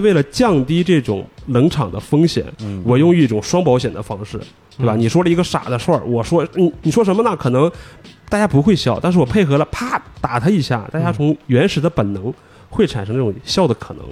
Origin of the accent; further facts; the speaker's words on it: Northeast China, China; 作为一个东北人